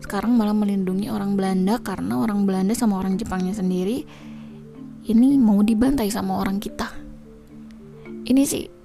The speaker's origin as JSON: {"language": "Indonesian", "town": "Bandung", "region": "West Java", "country": "Indonesia", "tie": "born or raised there", "said": "kebetulan aku lahir di Bandung dan lama tinggal di Bandung"}